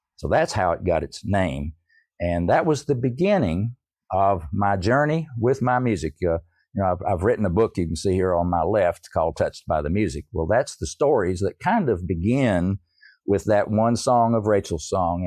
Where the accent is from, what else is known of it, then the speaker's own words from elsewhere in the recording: East Tennessee, United States; I grew up in East Tennessee. I'm a Tennessee hillbilly, I guess you could say.